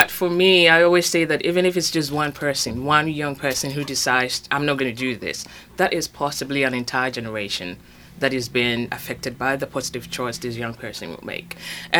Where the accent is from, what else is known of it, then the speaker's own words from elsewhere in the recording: Ghana; now in United States; So I'm Ghanaian. I came from Ghana in West Africa